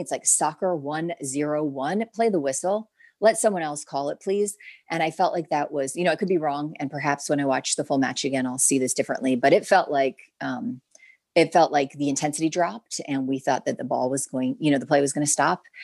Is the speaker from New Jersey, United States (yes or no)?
yes; New Jersey, United States; moved away; I'm from Jersey.